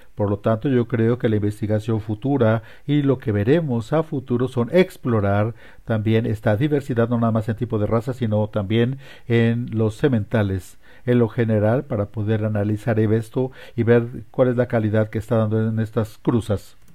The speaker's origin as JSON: {"language": "Spanish", "region": "Colorado", "country": "United States", "also_born_or_lived": "Lubbock, Texas", "moved": "yes", "lives_now": "Wichita, United States", "said": "Originalmente vengo de Colorado."}